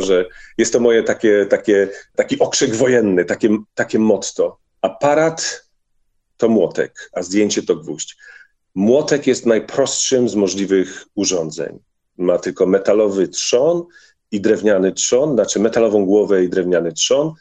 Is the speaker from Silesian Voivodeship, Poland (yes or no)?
yes; Bielsko-Biała, Silesian Voivodeship, Poland; z mojej wsi Komorowice do miasta Bielska Białej